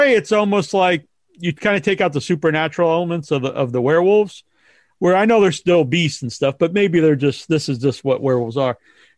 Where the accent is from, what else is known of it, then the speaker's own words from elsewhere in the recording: United States; as an American, I'm used to people always having lots of guns in movies.